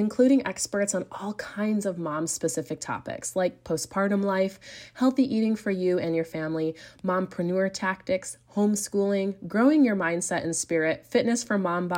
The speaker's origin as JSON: {"language": "English", "country": "United States", "moved": "as an adult", "lives_now": "Europe", "said": "I'm also an American mama raising a family in Europe with my incredible Belgian husband"}